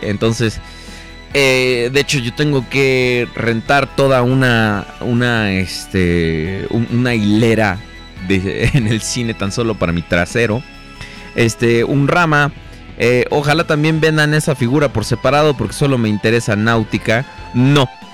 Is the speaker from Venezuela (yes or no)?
no; Mexico; yo soy de México